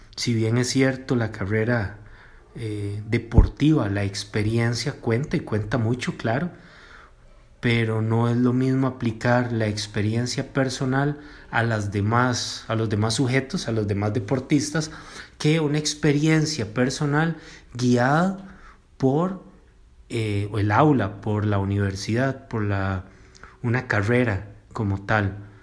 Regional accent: Cartago, Costa Rica; soy de Cartago

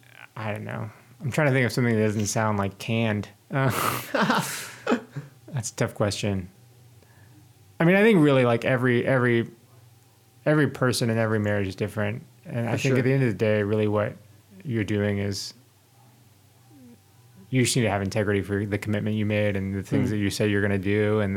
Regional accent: Houston, Texas, United States; No, I'm originally from Houston.

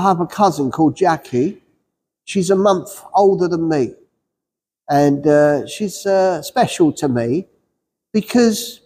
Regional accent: England, United Kingdom; the English people, I say English people, English Christians

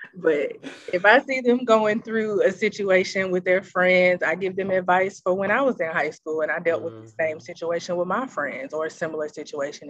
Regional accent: Memphis, Tennessee, United States; moved away as an adult; now in Seattle, United States; I am originally from Memphis, Tennessee. I've been in the Seattle area for about two and a half years now.

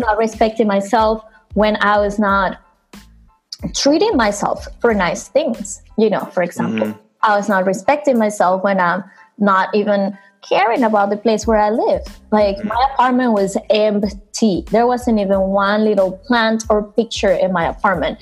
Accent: Venezuela; now in New York, United States; I growing up in Venezuela, where I'm from

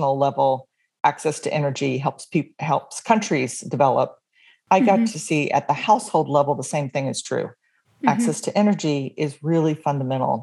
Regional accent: Atlanta, Georgia, United States; moved away as an adult; also born or lived in New York City; now in Virginia, United States; I am from Atlanta, Georgia. That's where I was born and raised

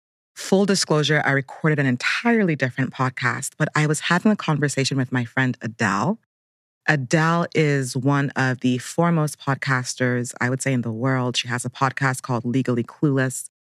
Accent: Abuja, Federal Capital Territory, Nigeria; now in Brooklyn, United States; I'm Nigerian American. I live in Brooklyn, New York, but Abuja, Nigeria is also home.

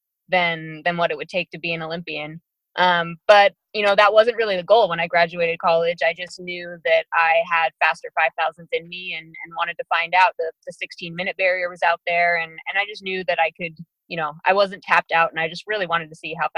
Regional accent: United States; also born or lived in United Kingdom; I moved here when I was 7 months old, you know, raised in the U.S.

